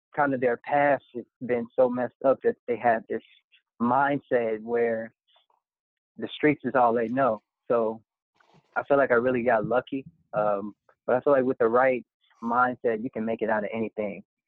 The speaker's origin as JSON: {"language": "English", "town": "Park Forest", "region": "Illinois", "country": "United States", "tie": "born or raised there", "also_born_or_lived": "Harvey, Illinois", "said": "i'm from the south suburbs of chicago actually i grew up in harvey illinois spent most of my adolescence in park forest illinois"}